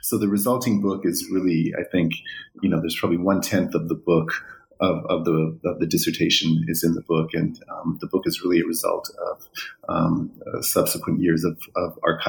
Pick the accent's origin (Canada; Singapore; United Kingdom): Canada; Vancouver, British Columbia; Before that, I was raised in Vancouver, went to Simon Fraser University there